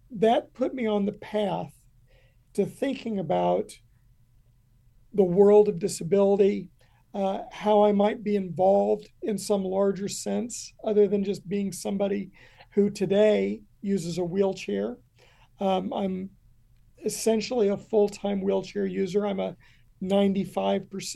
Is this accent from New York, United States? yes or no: no; Kentucky, United States; moved away; I grew up in a very small town. It had been a coal town, and coal had left us